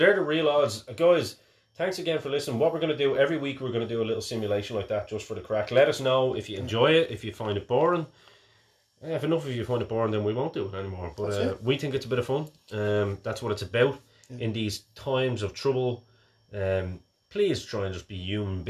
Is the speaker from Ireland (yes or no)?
yes; Ireland; we are Irish.